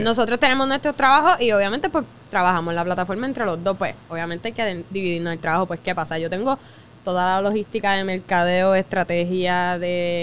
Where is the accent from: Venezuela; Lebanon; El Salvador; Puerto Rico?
Puerto Rico; Vega Baja; nosotros somos de Vega Baja también